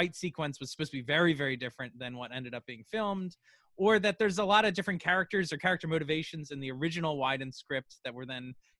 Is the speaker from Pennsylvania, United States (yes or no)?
yes; Philadelphia, Pennsylvania, United States; we're from Philadelphia, where the Live Aid concert took place.